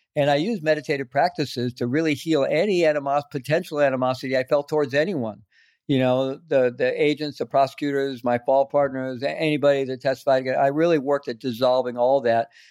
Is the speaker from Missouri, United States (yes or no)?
yes; Missouri, United States; moved away as an adult; also born or lived in South America; I grew up in Missouri.